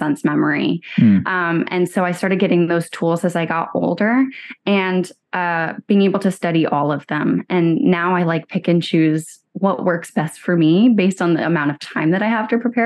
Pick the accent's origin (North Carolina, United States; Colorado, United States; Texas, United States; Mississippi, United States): North Carolina, United States; Chapel Hill; moved away; also born or lived in Durham, North Carolina; grew up in Chapel Hill